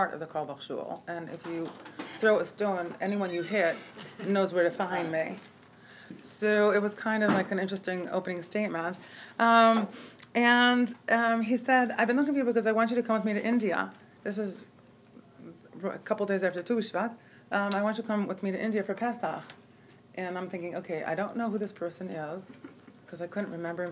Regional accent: Rehovot, Central District, Israel; now in Jerusalem, Israel; his biological family was my soul family growing up in Rehovot

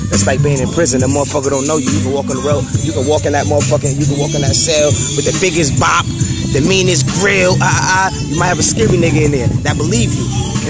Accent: Buffalo, New York, United States; I'm from Buffalo, New York. You know what I mean? Age 32. May 21st, I'll be 32.

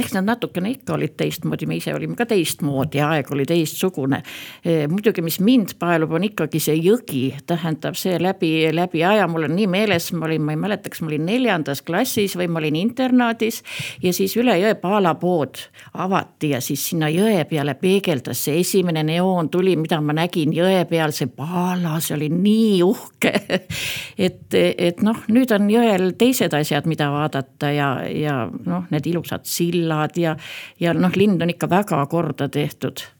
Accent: Päinurme, Järva County, Estonia; also born or lived in Põltsamaa / Paide district; mina olen üldiselt pärit siit kõrvalt Päinurmest, olen Põltsamaal siin koolis käinud

